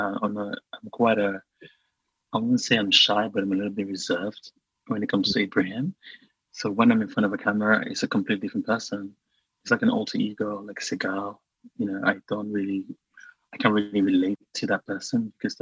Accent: Sierra Leone; English is a second language; moved away; I grew up in Sierra Leone with no access to pop and pop culture TV

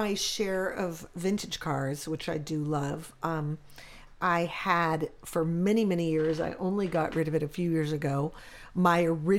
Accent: Los Angeles, California, United States; I grew up in Hollywood, California

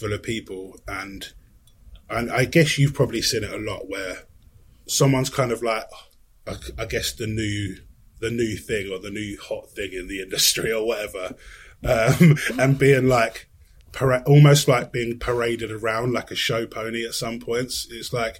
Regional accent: Sussex, South East England, United Kingdom; moved away as an adult; also born or lived in London; I live back in Sussex now, pretty much where I grew up

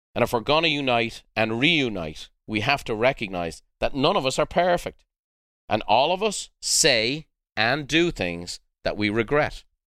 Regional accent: Dublin, Leinster, Ireland; moved away; I'm a white boy from the south side of Dublin

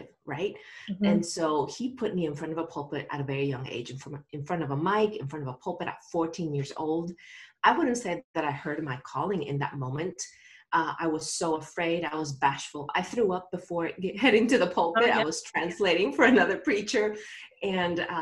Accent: Nicaragua; moved away; I grew up in Nicaragua and I am a third generation pastor.

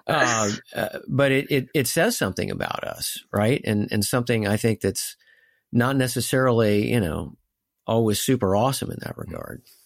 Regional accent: United States

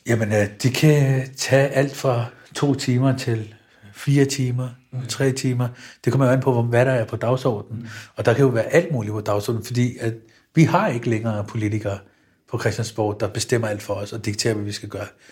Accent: Copenhagen, Capital Region of Denmark, Denmark; mit barndomshjem i Stengade 29. Jeg når ud på Nørrebrogade ved Elmegade. Da jeg voksede op

